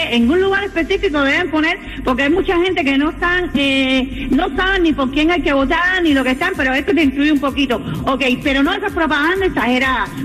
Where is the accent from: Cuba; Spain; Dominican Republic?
Cuba; De Cuba.